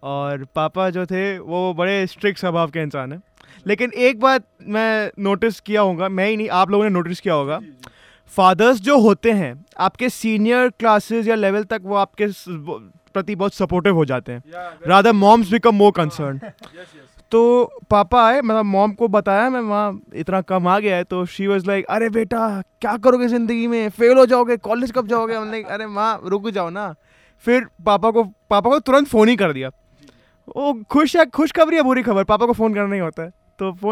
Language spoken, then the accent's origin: Hindi; Punjab, India; मैं तो खुद पंजाब से हूँ